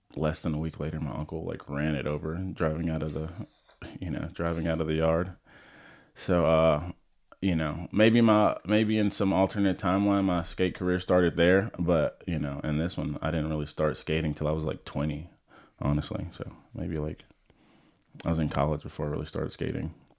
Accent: Orlando, Florida, United States; I grew up in Orlando, Florida, um, super flat, not many hills there at all.

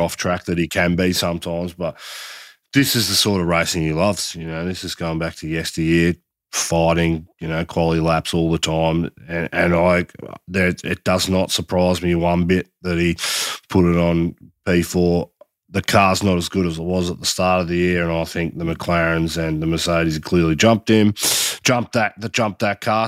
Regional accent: Australia; I, as an Aussie

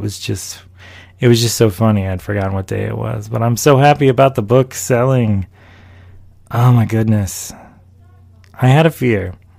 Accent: Charlotte, North Carolina, United States; also born or lived in Washington, D.C. / Maryland; I was born in Washington, D.C., I come from a West Indian, Afro Latino background, and I grew up in North Carolina, of all places, and also Maryland

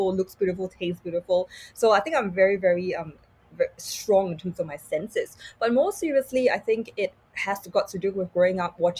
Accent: Singapore; growing up in Singapore

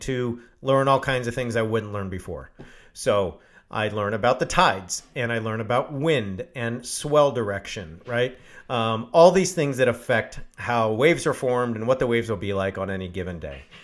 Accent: California, United States; I grew up in California.

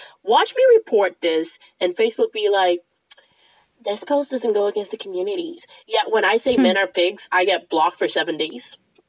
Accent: Boston, Massachusetts, United States; Also, today's Super Bowl Sunday, and I'm from Boston, so yes.

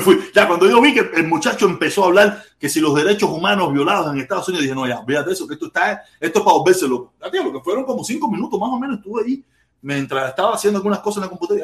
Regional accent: Havana, Cuba; now in United States; Yo soy de La Habana, soy del Vedado.

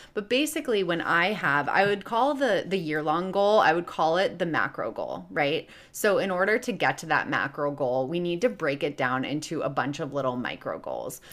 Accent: Chicago, Illinois, United States; now in Los Angeles, United States; I live in L A, but I'm originally from Chicago

